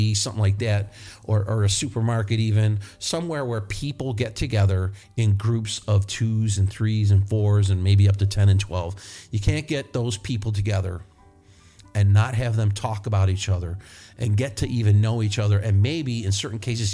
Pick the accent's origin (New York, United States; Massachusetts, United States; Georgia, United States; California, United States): New York, United States; moved away; I am from New York, but I'm not from the city